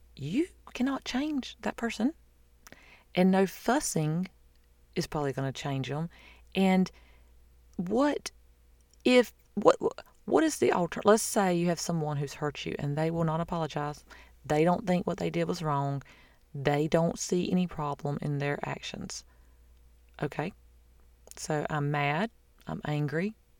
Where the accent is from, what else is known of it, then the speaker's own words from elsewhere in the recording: the South, United States; I'm from the South.